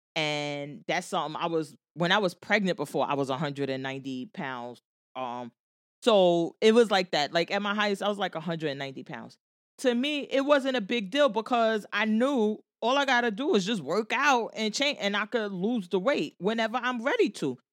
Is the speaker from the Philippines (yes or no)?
no; Jersey City, New Jersey, United States; I'm from Jersey City. I live in Jersey City